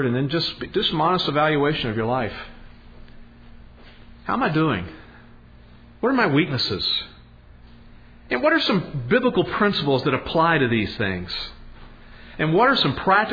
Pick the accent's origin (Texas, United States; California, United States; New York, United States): Texas, United States; Podunk; moved away as an adult; We are these nobodies from Podunk, Texas